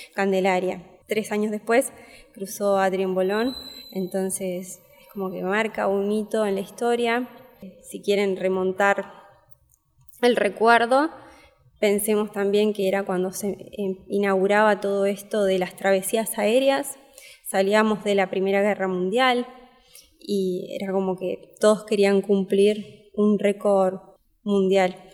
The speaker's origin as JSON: {"language": "Spanish", "country": "Argentina", "said": "nosotras que somos argentinas"}